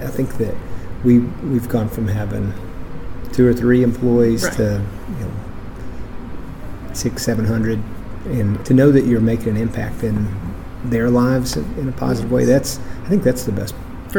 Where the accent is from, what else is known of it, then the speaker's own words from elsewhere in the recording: Sevier County, Tennessee, United States; also born or lived in Pigeon Forge; my family moved in to the county in about the late 1700s. So we're from Sevier County. I am from Sevier County.